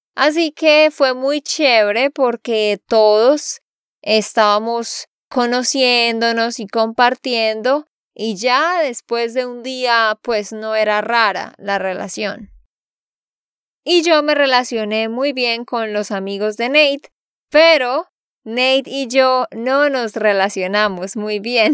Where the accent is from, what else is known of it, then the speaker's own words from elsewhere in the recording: Santander, Colombia; de Santander, Colombia